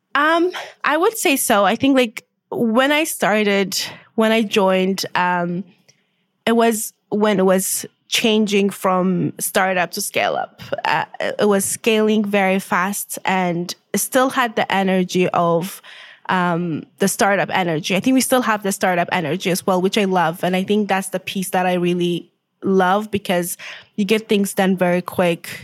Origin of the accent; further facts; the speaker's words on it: Ethiopia; moved away as an adult; also born or lived in Winnipeg, Canada; now in Canada; originally I'm from Ethiopia. I grew up there.